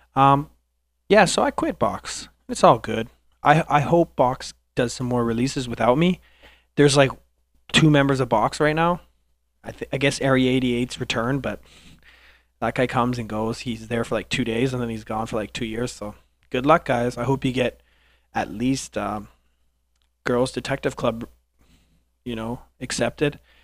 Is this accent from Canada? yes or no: yes; Canada; I'm Canadian